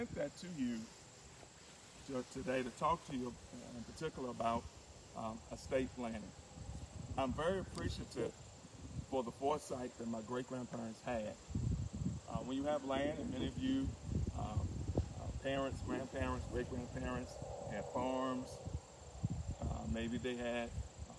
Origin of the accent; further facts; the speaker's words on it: Martinsville, Virginia, United States; now in Richmond, United States; I'm actually coming to you live from my hometown of Martinsville, Virginia